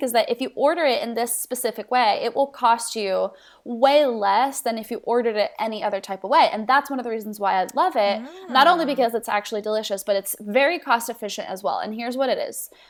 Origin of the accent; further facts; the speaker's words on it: Mexico City, Mexico; moved away as an adult; also born or lived in Tulsa, Oklahoma; now in United States; I was born in Tulsa, Oklahoma, raised in Mexico City, Mexico. Parent uh, parents are missionaries, so I grew up um, in Mexico City for 15 years.